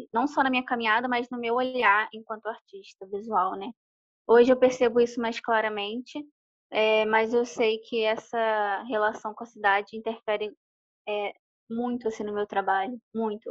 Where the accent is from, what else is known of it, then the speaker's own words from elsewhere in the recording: Duque de Caxias, Rio de Janeiro, Brazil; moved away as an adult; also born or lived in São Gonçalo; now in Rio de Janeiro, Brazil; da minha casa onde eu cresci para o centro de Caxias eram uns 40, 50 minutos de ônibus